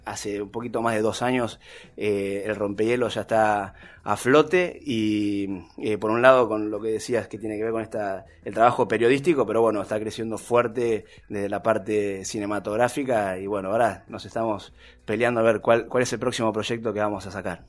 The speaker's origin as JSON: {"language": "Spanish", "town": "Río Grande", "region": "Tierra del Fuego", "country": "Argentina", "tie": "born or raised there", "also_born_or_lived": "Ushuaia", "said": "yo no nací en, Río Grande, yo vine de bebé este, a la provincia"}